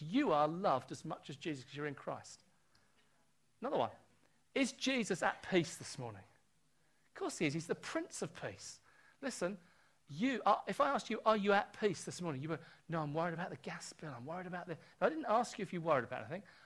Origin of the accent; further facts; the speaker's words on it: United Kingdom; I'm born British.